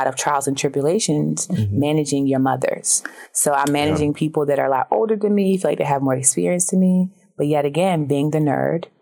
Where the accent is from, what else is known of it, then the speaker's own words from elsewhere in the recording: Baltimore, Maryland, United States; I'm from Baltimore. I'm a Baltimore, Maryland native, so Baltimore